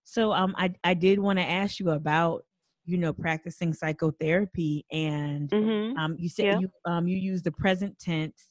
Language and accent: English; New Jersey, United States; now in Charleston, United States; I was born and raised in New Jersey